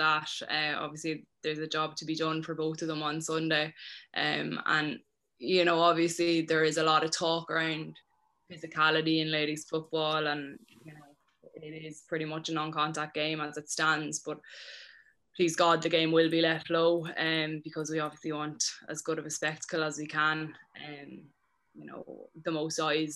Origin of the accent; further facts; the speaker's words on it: Cavan, Ulster, Ireland; I'm from Cavan myself